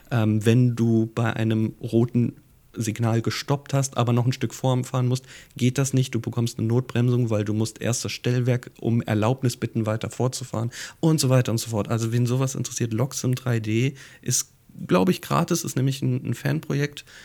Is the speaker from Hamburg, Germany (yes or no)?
yes; Hamburg, Germany; Mich erinnert das als Hamburger natürlich hier so ein bisschen an das Miniatur Wunderland